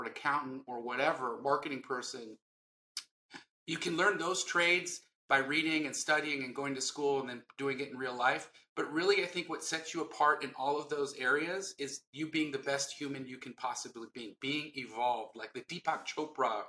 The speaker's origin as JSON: {"language": "English", "town": "Los Angeles", "region": "California", "country": "United States", "tie": "born or raised there", "said": "I grew up in West LA and we were very poor"}